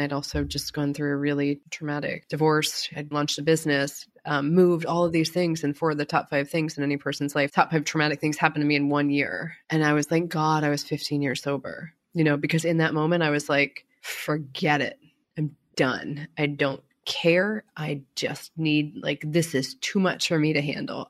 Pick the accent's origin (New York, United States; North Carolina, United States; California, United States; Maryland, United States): Maryland, United States; Baltimore; I grew up in Baltimore